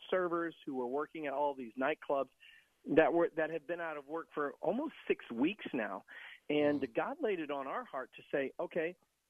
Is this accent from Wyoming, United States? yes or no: no; Tampa, Florida, United States; Yeah, so much like yourself, I was born and raised here in Tampa. My grandmother actually came from Cuba and rolled cigars in Ybor City.